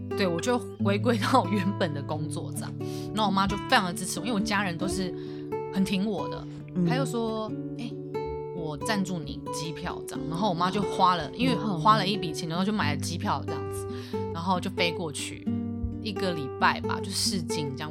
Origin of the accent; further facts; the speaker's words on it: Taiwan; moved away as an adult; also born or lived in Shanghai; 我是一个，哦，台湾来的嗯原，原住民